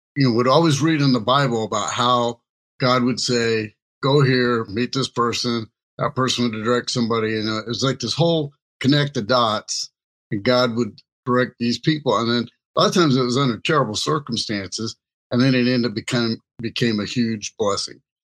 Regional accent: Kansas City, Missouri, United States; moved away; I was originally from Kansas City

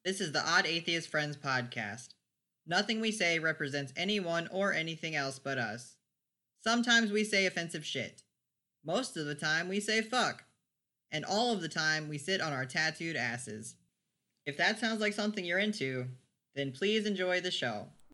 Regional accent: the South, United States; now in Fargo, United States; I'm from the South, so we don't get snow like that.

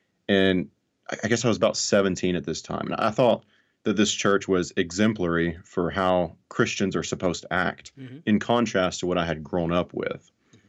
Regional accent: Alabama, United States; So I grew up in North Alabama in a very fundamental conservative family.

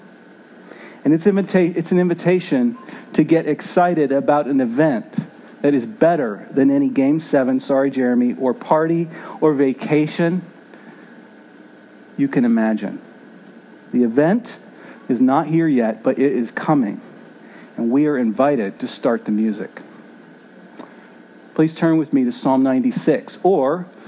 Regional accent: Philadelphia, Pennsylvania, United States; Growing up in Philly

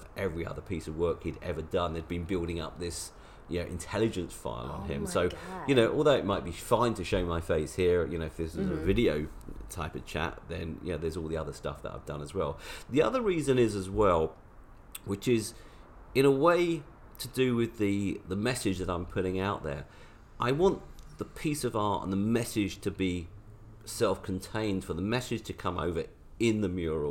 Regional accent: London, United Kingdom; now in Los Angeles, United States; I'm from London originally.

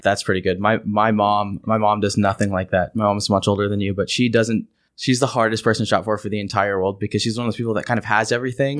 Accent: United States; I'm the American

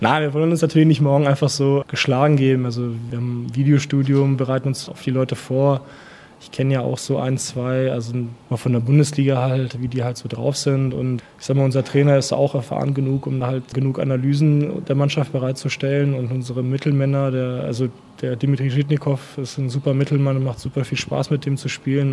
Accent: Hillesheim, Rhineland-Palatinate, Germany; first language Russian; German is a second language; also born or lived in Erlangen; in meinem Rathaus gefragt in Hillesheim damals

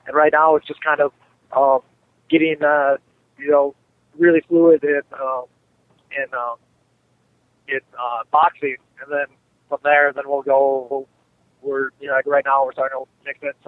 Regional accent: United States; only an hour and a half away from my hometown.

